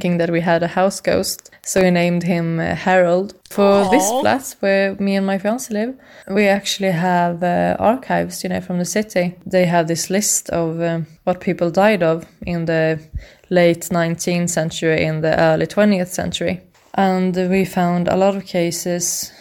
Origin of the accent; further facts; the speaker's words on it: Sweden; I'm from Sweden.